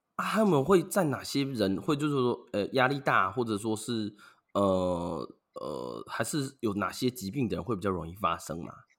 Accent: Yuanlin, Changhua County, Taiwan; 我的故乡，就是园林啦

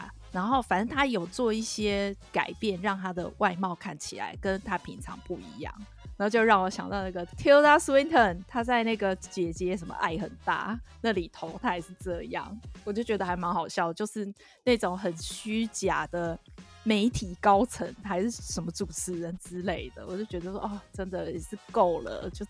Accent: Taiwan; 但是当然，这个呃，身为台湾人，我觉得这个没有什么好，我不会去质疑的啦。

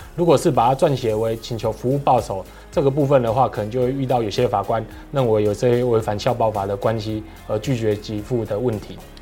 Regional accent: Taiwan; 我们台湾人

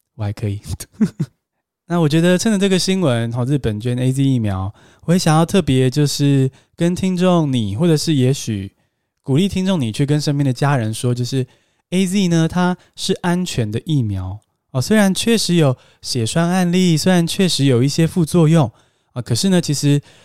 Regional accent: Taiwan; 我们台湾人

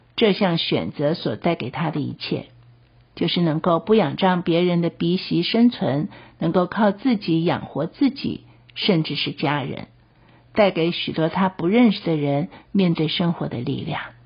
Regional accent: Taiwan; 我们台湾的一些的处境啊

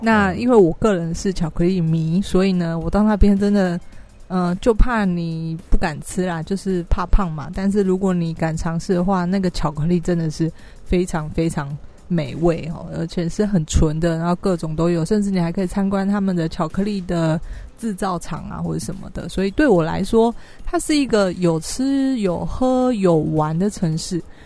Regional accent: Taiwan; 我是台湾人

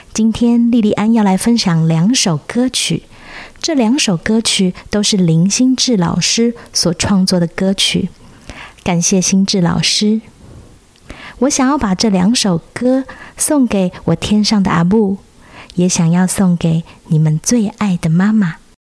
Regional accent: Taiwan; accent: Taiwanese Hokkien; first language Taiwanese Hokkien; Chinese is a second language; 台语是我的母语

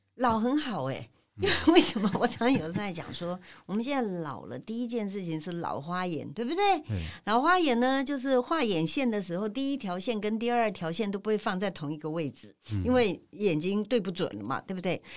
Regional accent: Taipei, Taiwan; moved away as an adult; now in Tainan, Taiwan; 我是在台北土生土长嗯，成长六十七年，哈台南，六十一七年年我才离开了一个很熟悉的环境，然后搬到一个台南

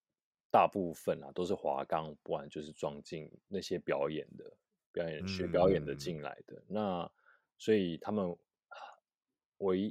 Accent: Taipei, Taiwan; 就是台北，

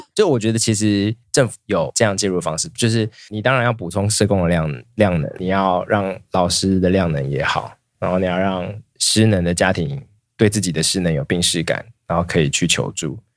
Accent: Taoyuan, Taiwan; 我小时候在桃园读的国中是，是流氓学校，就是每一个班都会有两三个流氓那种

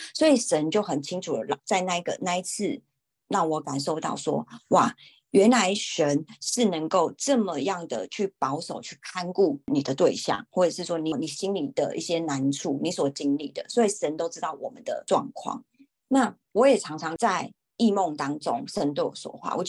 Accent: Taiwan; 然后我就跟他说：“哦，我是台湾人，但是我不会讲韩文，我我刚来这边。”

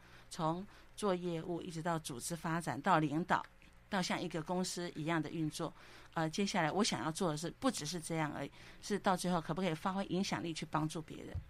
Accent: southern Taiwan, Taiwan; 我是南部的小孩，南部的小孩呢，其实呃从小生活的时候都是比较勤俭。

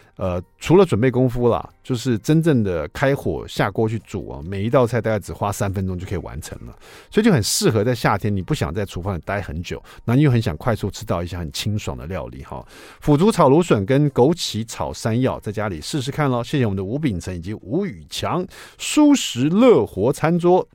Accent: Taiwan; 可能是我们台湾人最爱的这个香辛香料的香味了。

